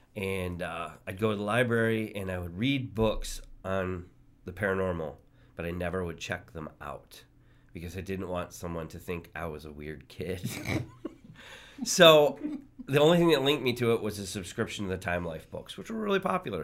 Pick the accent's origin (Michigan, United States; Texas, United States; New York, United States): Michigan, United States; just north of Detroit; I grew up just north of Detroit